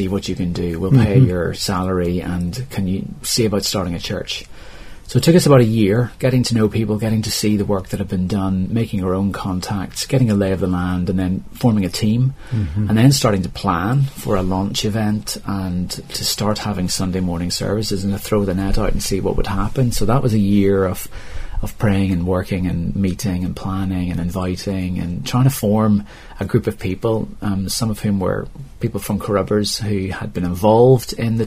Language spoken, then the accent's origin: English; Northern Ireland, United Kingdom; moved away as an adult; now in Wallyford, United Kingdom; being a Northern Irish person